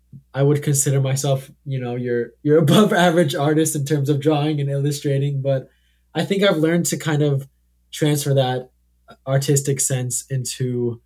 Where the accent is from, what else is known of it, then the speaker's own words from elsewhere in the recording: Hillsboro, Oregon, United States; I grew up in Hillsboro, Oregon, where, you know, humble beginnings, if you will.